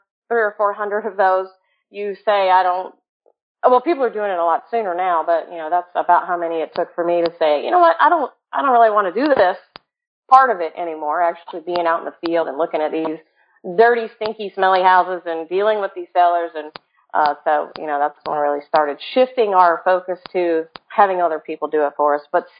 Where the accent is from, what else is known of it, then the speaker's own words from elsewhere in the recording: Jacksonville, Florida, United States; I'm from Jacksonville, Florida, which I like to call Freakville because there's a lot of freaky people in Jacksonville.